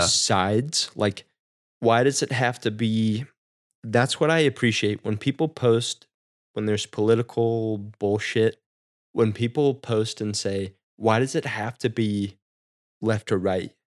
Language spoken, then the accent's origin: English; Midwest, United States; growing up in the Midwest, small town